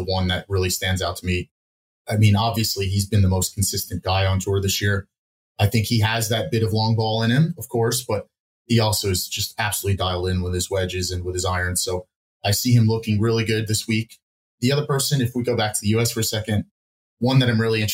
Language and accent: English; United States; As an American